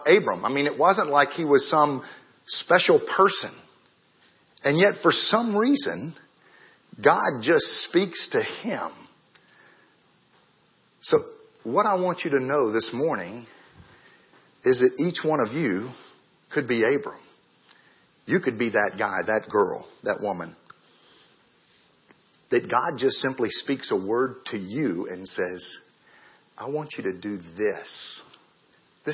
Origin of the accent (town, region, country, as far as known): Marietta, Georgia, United States; born or raised there; moved away as an adult; also born or lived in Ghana